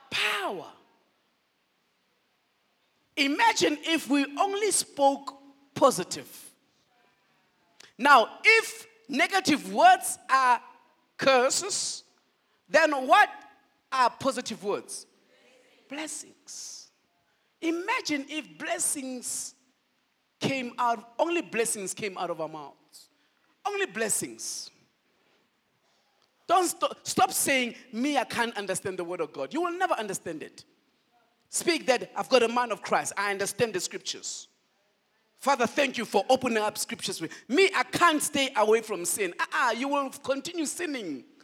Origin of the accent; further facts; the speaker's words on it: Nigeria; No, I did not know which side to belong because I love South Africa, but I'm a Nigerian.